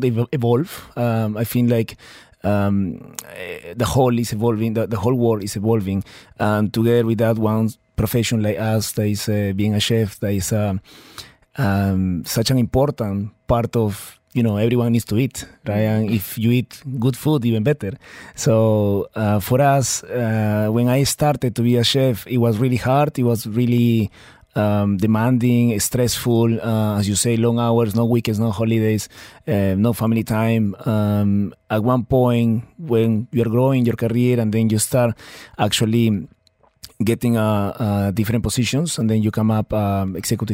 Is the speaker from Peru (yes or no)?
yes; Peru; moved away as an adult; now in Dubai, United Arab Emirates; I'm from Peru